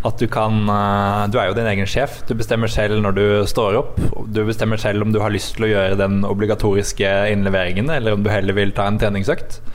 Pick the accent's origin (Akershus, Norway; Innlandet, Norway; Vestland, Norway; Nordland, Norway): Innlandet, Norway; Hamar; jeg er jo faktisk fra Hamar